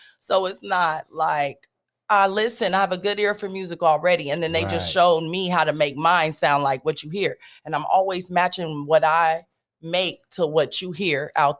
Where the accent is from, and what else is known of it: Stockton, California, United States; born or raised there; also born or lived in Germany